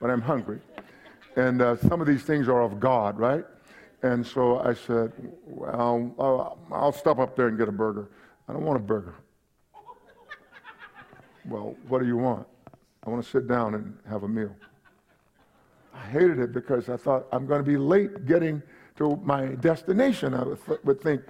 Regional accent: Palestine, Texas, United States; also born or lived in Kingsville, Texas; When I was a young man, I grew up in East Texas, Palestine

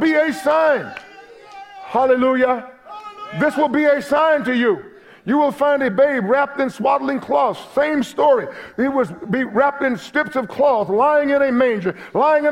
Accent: United States

